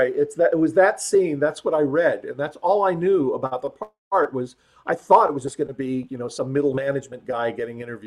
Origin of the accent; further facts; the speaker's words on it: Phoenix, Arizona, United States; moved away; also born or lived in Hollywood; I grew up in Phoenix, Arizona, and ended up in Hollywood.